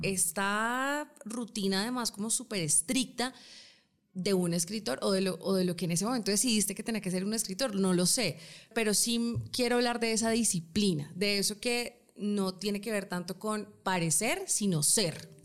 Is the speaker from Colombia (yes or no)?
yes; Colombia; somos colombianas